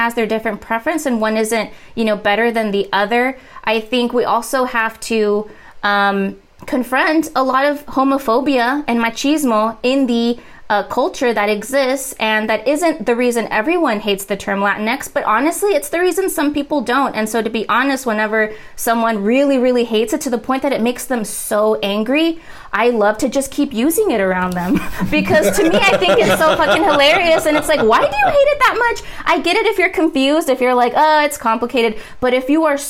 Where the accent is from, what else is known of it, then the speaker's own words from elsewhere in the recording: rural Texas, United States; growing up in rural Texas